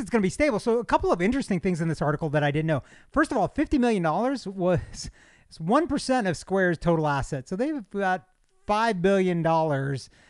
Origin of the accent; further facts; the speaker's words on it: United States; as an American, a, as, as a citizen of this country